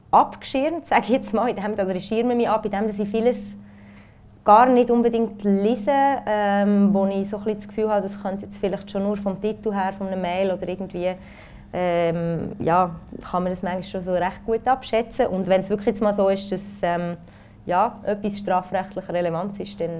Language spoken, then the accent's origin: German; Konolfingen, Bern, Switzerland; now in Zürich, Switzerland; ich komme aus Konufingen, ich habe in Bern und Paris studiert, ich lebe in Zürich.